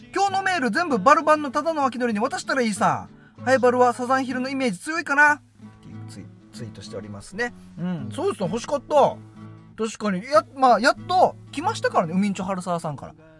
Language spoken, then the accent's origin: Japanese; Yonaha, Okinawa, Japan; 自分の地元のね与那覇